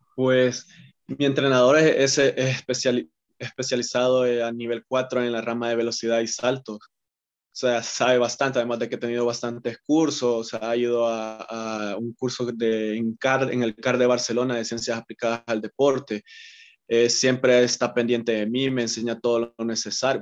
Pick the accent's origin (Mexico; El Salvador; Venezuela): El Salvador; como todo salvadoreño que le gusta practicar fútbol